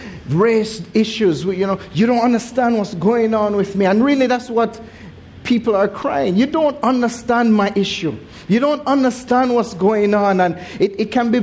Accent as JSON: {"language": "English", "country": "Jamaica", "tie": "born or raised there", "moved": "yes", "said": "growing up in Jamaica, even though it is said that we have the most churches per square mile"}